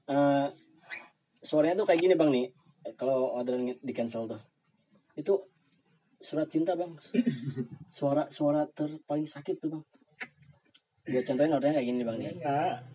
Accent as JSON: {"language": "Indonesian", "region": "West Java", "country": "Indonesia", "said": "gua kan orang Sunda, hmm. roti gua nggak suka."}